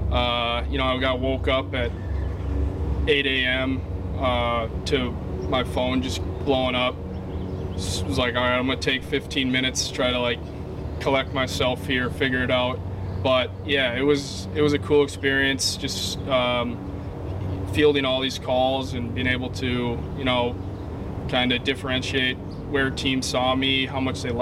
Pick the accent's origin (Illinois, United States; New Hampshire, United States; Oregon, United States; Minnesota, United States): Minnesota, United States; I come from Minnesota where you know they value relationships and players